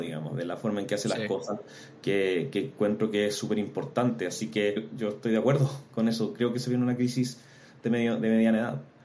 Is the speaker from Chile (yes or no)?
yes; Antofagasta, Chile; moved away as an adult; also born or lived in Santiago; soy antofagastino, me vine a Santiago en busca de oportunidades de estudiar a la Universidad de Chile